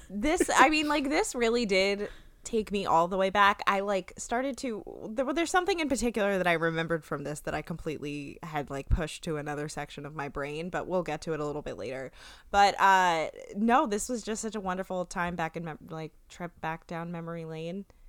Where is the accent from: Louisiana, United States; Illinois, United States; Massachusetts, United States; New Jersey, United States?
New Jersey, United States; we're from New Jersey